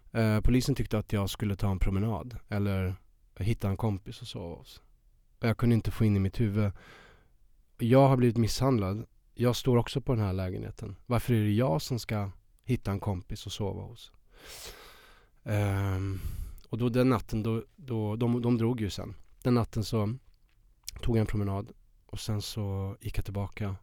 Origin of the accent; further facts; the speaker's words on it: Värmland, Sweden; moved away as an adult; now in Stockholm, Sweden; så kommer jag från Värmland. Jag var 19 år